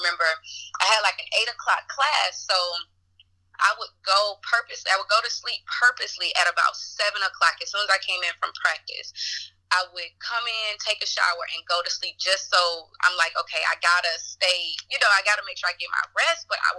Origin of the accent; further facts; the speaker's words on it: Mobile, Alabama, United States; I am from Mobile, Alabama